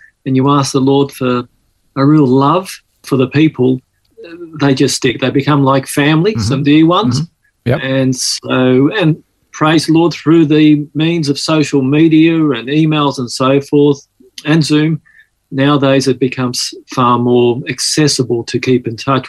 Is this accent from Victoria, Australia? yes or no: no; Sydney, New South Wales, Australia; accent: Aussie; also born or lived in Malta / Mykolaiv, Ukraine; as we grew up here on the East Coast, Australia